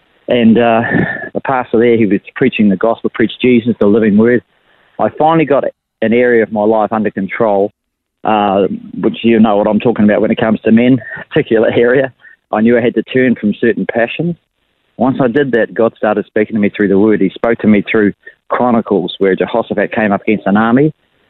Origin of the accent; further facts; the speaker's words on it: Levin, Manawatū-Whanganui, New Zealand; moved away as an adult; now in Australia; I was born in Levin, New Zealand. And we emigrated to Australia when I was about 30 years old for a new life. But I was born and raised in Levin and moved around in various places while I was raised with my family.